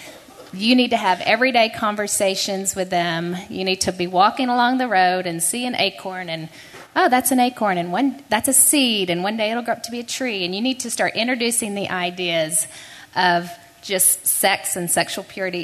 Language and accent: English; Houston, Texas, United States; I was raised in Houston